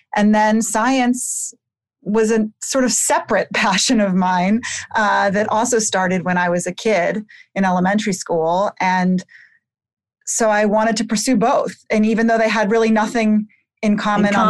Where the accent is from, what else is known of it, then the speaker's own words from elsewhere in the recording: Bethesda, Maryland, United States; I grew up in Bethesda, Maryland, outside of D.C.